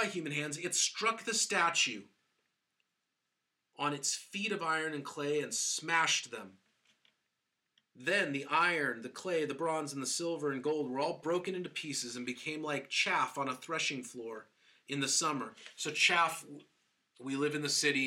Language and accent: English; Seattle, Washington, United States; I grew up in Seattle